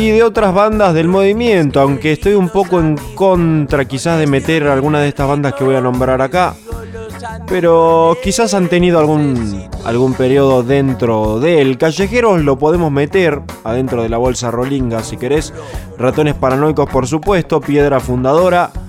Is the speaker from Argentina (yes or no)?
yes; Argentina; como argentinos